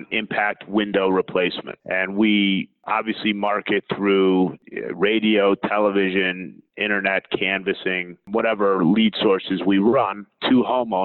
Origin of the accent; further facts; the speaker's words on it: Cleveland, Ohio, United States; moved away as an adult; now in Florida, United States; I'm originally from Cleveland. I was in the window and door business in Cleveland